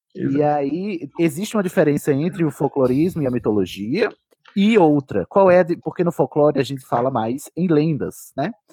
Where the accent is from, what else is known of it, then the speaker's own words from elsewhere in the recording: Paraíba, Brazil; eu sou da Paraíba